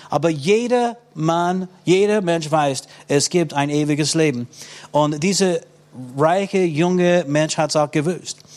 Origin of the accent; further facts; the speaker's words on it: United States; Ich muss sagen, auch in den meisten christlichen Ländern. Ich komme aus den USA.